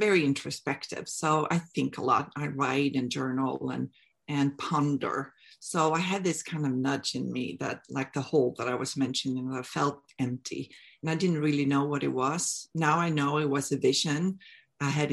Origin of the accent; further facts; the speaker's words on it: Sweden; moved away as an adult; I'm from Sweden. I moved here back in 2002